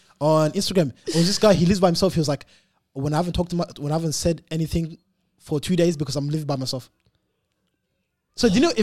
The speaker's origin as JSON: {"language": "English", "country": "Sudan", "said": "I'm from Sudan."}